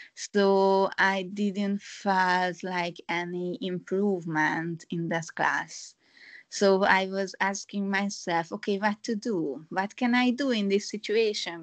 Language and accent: English; Hungary; moved away as an adult; now in Kyoto, Japan; originally I am from Hungary, but now I am living in Kyoto from five years ago